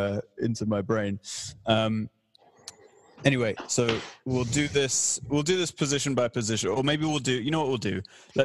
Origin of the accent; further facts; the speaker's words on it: England, United Kingdom; also born or lived in Canada; I was born in Canada, but I was raised in England. I am culturally English.